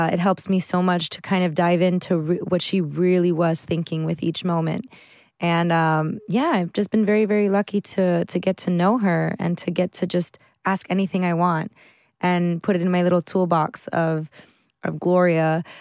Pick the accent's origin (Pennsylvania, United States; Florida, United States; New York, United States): Florida, United States; Miami; in Miami, in my hometown and her hometown